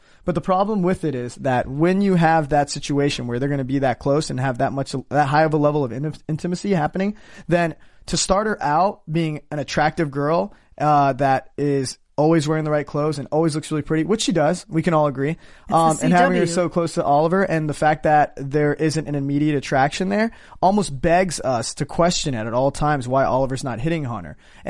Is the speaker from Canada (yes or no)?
no; India; I'm Indian. It's not like a... You know.